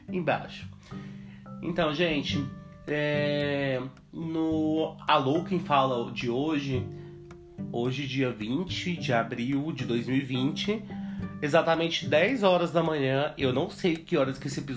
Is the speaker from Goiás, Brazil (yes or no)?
yes; Goiânia, Goiás, Brazil; tenho 21 anos, sou de Goiânia